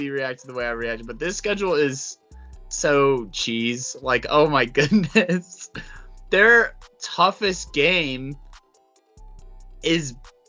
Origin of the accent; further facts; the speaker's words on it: Littleton, Colorado, United States; I grew up in Littleton.